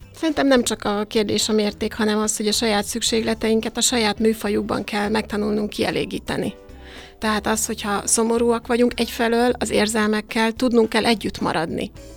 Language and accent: Hungarian; Hungary